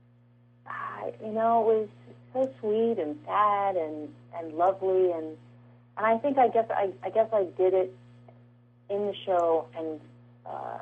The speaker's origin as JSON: {"language": "English", "region": "California", "country": "United States", "tie": "born or raised there", "said": "I'm from California."}